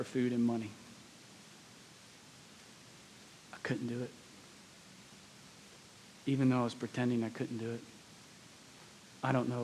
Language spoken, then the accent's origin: English; Pennsylvania, United States; moved away; also born or lived in West Palm Beach, Florida; I grew up north in Pennsylvania, so I didn't grow up with some of the racial tensions that the South inherently has.